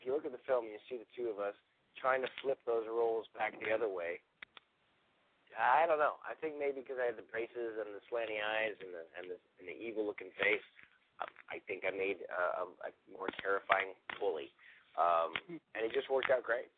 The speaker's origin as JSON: {"language": "English", "town": "Toronto", "region": "Ontario", "country": "Canada", "moved": "as an adult", "lives_now": "Los Angeles, United States", "said": "I was from Toronto"}